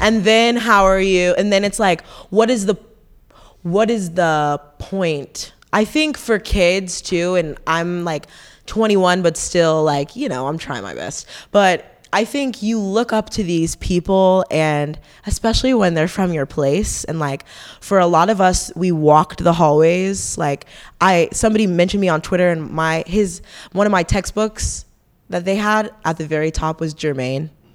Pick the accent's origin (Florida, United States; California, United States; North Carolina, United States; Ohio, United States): North Carolina, United States; Fayetteville; We're all from Fayetteville